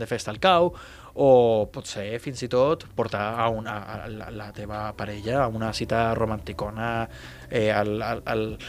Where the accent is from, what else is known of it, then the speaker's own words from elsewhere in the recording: Tarragona, Catalonia, Spain; Som gent de Tarragona